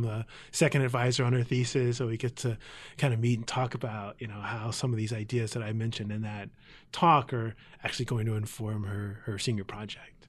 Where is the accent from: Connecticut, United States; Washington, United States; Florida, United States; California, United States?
California, United States; San Jose; moved away as an adult; also born or lived in Oakland; I was born in Oakland, but mostly raised in San Jose